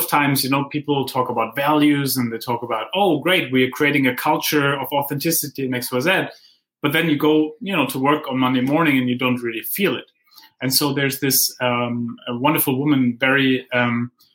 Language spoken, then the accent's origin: English; Heidelberg, Baden-Württemberg, Germany; I grew up in Heidelberg, where Goethe and Schiller wrote their poems on the philosopher's way